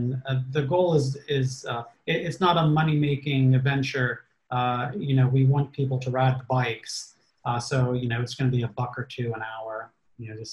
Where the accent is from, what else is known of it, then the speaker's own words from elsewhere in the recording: Pittsburgh, Pennsylvania, United States; moved away as an adult; also born or lived in Cranberry, Pennsylvania / Zelienople, Pennsylvania; now in Harmony, United States; I grew up in Pittsburgh. So I was used to, as a kid, hop on my bike